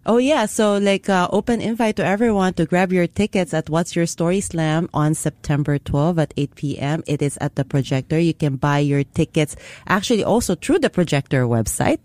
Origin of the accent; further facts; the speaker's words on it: Philippines; now in Singapore; I grew up in the Philippines